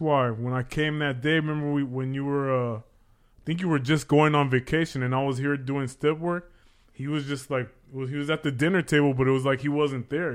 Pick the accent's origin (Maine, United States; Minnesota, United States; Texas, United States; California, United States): California, United States; Los Angeles; I grew up in Pacoima